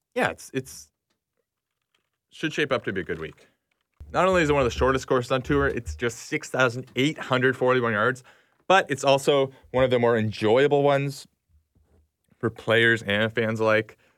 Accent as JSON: {"language": "English", "country": "Canada", "said": "as a Canadian"}